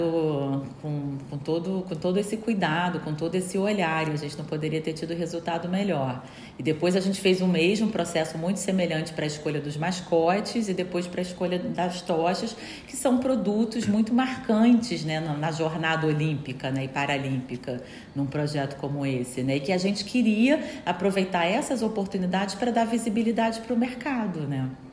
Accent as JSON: {"language": "Portuguese", "region": "Rio de Janeiro", "country": "Brazil", "moved": "as an adult", "lives_now": "Portugal", "said": "como brasileira, carioca, apaixonada que eu sou pela cidade"}